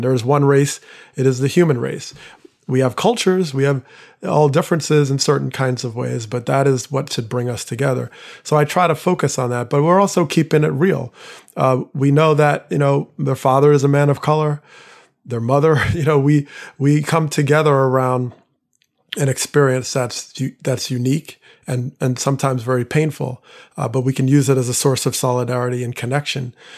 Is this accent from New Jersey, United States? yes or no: yes; Teaneck, New Jersey, United States; I grew up in Teaneck, New Jersey, one of the first towns to voluntarily desegregate.